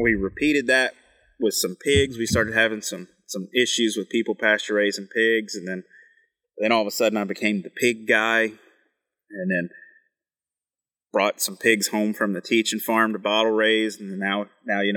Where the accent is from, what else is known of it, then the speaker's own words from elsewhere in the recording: West Virginia, United States; moved away as an adult; also born or lived in Kentucky / Texas / Arizona / New Mexico; now in Maine, United States; I grew up as a third-generation coal miner in West Virginia